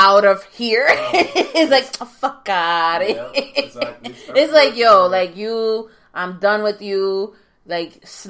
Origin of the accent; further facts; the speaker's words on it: New York, United States; Like, the cockiness, but like, yeah, I'm from New York, you know? I'm from New York.